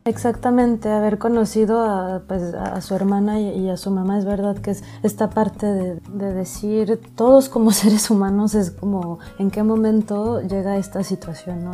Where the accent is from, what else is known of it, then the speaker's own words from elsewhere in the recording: Mexico; moved away as an adult; now in Lyon, France; soy mexicana